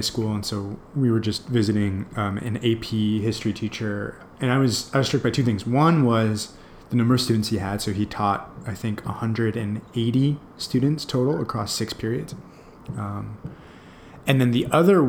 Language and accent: English; New York, United States; moved away as an adult; now in San Francisco, United States; I'm from New York originally, but I've been in San Francisco for about almost 10 years.